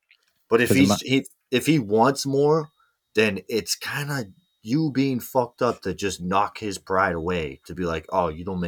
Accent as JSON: {"language": "English", "region": "Mississippi", "country": "United States", "said": "Michigan, Mississippi. I'm from Mississippi."}